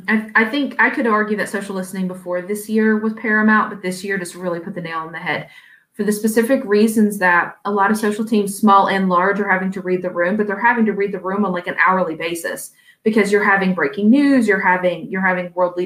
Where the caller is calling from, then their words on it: Virginia, United States; You release it an hour after, and I'm speaking from Virginia.